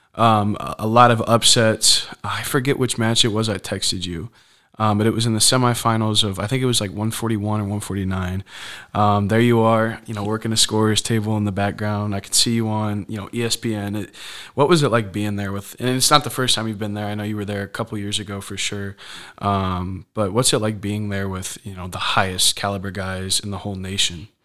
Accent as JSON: {"language": "English", "town": "Fort Wayne", "region": "Indiana", "country": "United States", "tie": "born or raised there", "said": "in Fort Wayne where we're from"}